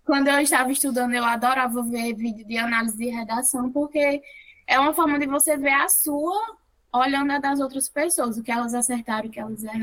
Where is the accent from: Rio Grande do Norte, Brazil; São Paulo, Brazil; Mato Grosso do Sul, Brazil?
Rio Grande do Norte, Brazil; eu sou do Rio Grande do Norte